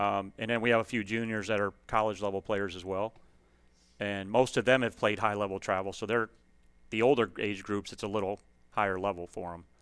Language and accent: English; Aurora, Illinois, United States; moved away; I grew up in Illinois. Um, I played for a really successful high school program up there, West Aurora.